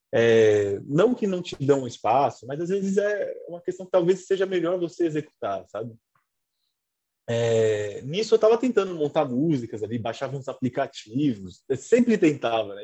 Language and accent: Portuguese; São Paulo, Brazil; also born or lived in Lapa, São Paulo; Aí fui para Peru fiquei a minha infância